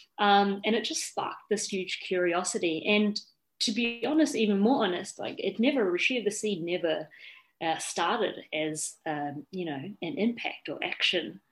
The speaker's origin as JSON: {"language": "English", "country": "New Zealand", "tie": "born or raised there", "moved": "yes", "said": "I did grow up in New Zealand"}